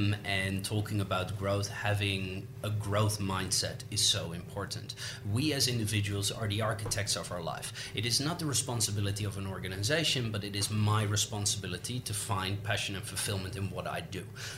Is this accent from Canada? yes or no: no; Netherlands; English is a second language; now in Australia; when I moved to Australia from the Netherlands, that was 9 years ago, and I didn't know a single soul.